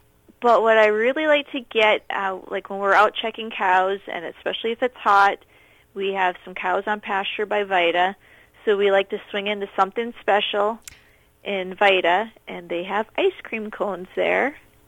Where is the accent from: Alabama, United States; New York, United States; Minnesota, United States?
Minnesota, United States; now in Manitoba, Canada; Central Minnesota.